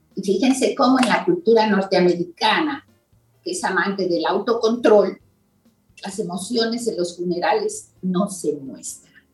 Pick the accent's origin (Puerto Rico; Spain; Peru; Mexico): Mexico; yo soy mexicana